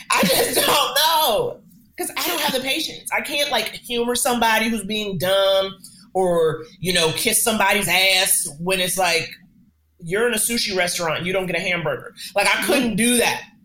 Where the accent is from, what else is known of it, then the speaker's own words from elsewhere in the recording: New York, United States; I grew up in New York, a city that very much forces you to get on its page